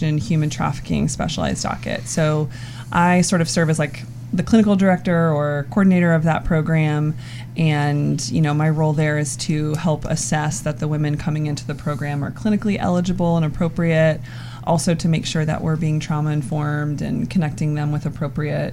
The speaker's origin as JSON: {"language": "English", "town": "Columbus", "region": "Ohio", "country": "United States", "tie": "born or raised there", "also_born_or_lived": "San Diego", "moved": "as an adult", "said": "I was born and raised here in Columbus, Ohio"}